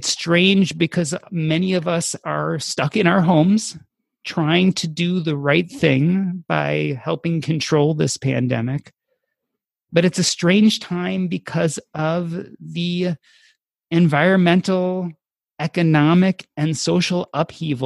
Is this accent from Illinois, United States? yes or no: yes; Evanston, Illinois, United States; Growing up in Evanston